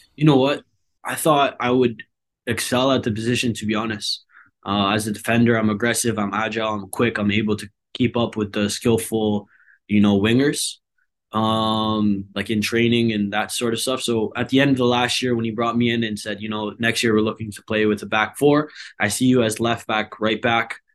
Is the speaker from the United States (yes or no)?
no; Hamilton, Ontario, Canada; moved away as an adult; now in Vancouver, Canada; When I went home, it felt more like home, back to Hamilton